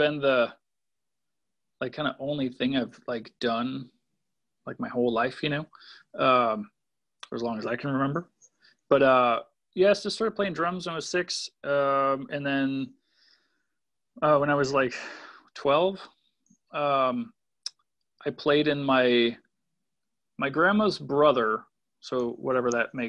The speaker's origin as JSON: {"language": "English", "town": "Waukesha", "region": "Wisconsin", "country": "United States", "tie": "born or raised there", "also_born_or_lived": "Rhinelander, Wisconsin", "lives_now": "Milwaukee, United States", "said": "I was born in Waukesha. And then when I was like 11 or 12, my family moved up to Rhinelander"}